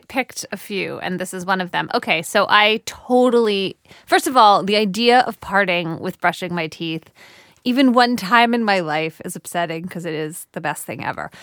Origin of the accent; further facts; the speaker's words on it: United States; as an American